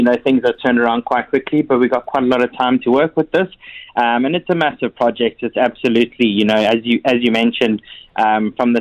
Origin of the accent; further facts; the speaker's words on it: South Africa; now in Dubai, United Arab Emirates; I'm from South Africa